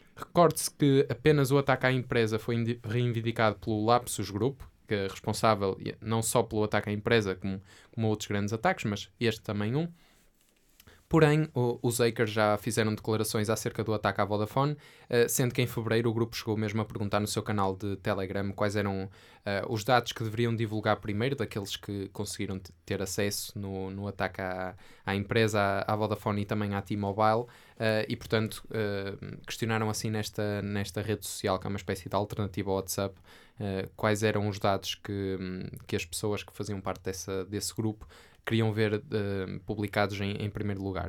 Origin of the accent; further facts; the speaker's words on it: Portugal; Mas não me identifico com muitas coisas portuguesas. Mas sou português